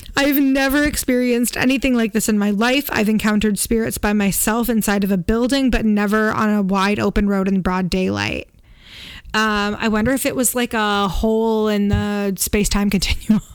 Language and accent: English; Canada; we're Canadian